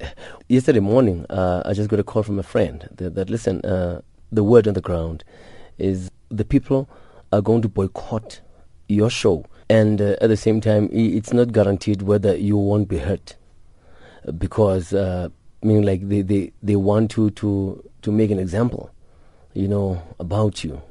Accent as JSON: {"language": "English", "country": "South Africa", "said": "we as a South African artist"}